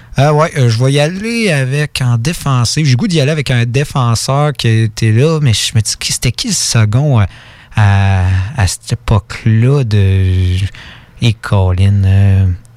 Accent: Quebec, Canada; on est québécois

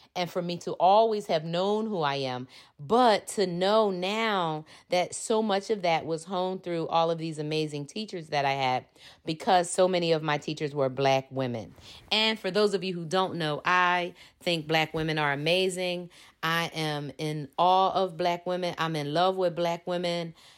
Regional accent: Philadelphia, Pennsylvania, United States; I am from Philly. That means I'm from Philadelphia, Pennsylvania

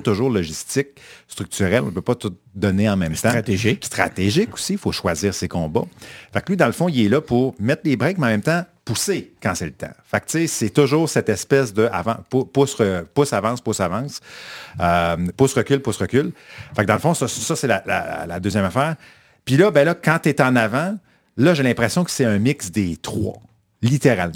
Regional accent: Quebec, Canada; also born or lived in Saint-Roch-de-l'Achigan; Que les Québécois, j'ai l'impression qu'on est plus timide là-dedans.

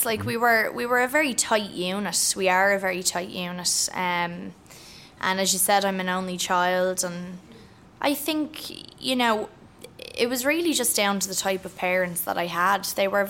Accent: Ireland; also born or lived in The Bronx, New York, United States; I'm Irish

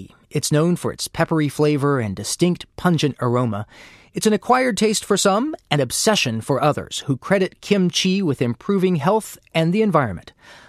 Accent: Huntington, West Virginia, United States; It's my hometown.

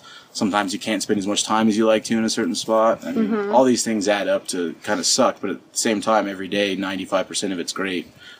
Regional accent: San Diego, California, United States; from San Diego

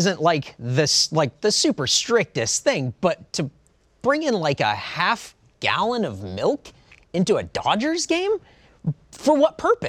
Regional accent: San Diego County, California, United States; moved away; I'm not from the city of San Diego. I'm from the outskirts, like the county of San Diego

